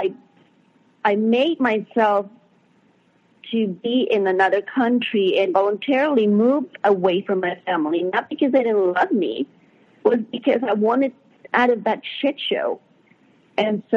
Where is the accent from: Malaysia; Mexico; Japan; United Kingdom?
Mexico; moved away as an adult; now in United States; I wasn't born in the U.S., I was born in Mexico. And in 95, I was about 19, I moved to the U.S.